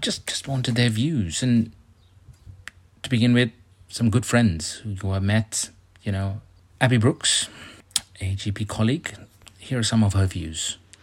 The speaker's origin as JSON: {"language": "English", "country": "India", "moved": "yes", "said": "I come from India"}